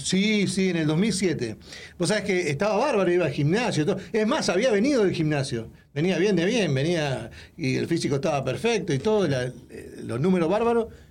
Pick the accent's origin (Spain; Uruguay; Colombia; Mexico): Uruguay; moved away; de Latinoamérica, de Uruguay